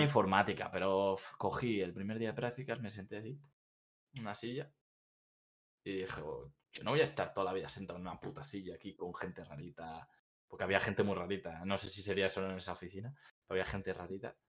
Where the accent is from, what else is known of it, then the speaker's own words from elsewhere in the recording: Bilbao, Basque Country, Spain; moved away as an adult; now in Seville, Spain; Yo soy de Bilbao, yo soy del norte